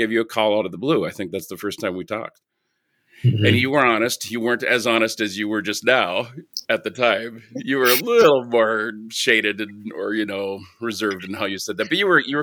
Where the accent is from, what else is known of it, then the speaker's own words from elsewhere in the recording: Two Harbors, Minnesota, United States; moved away; also born or lived in Cedar Rapids, Iowa; I grew up in Two Harbors, Minnesota